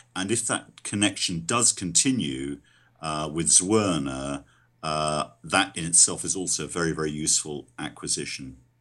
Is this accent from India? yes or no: no; London, United Kingdom; I'm a Londoner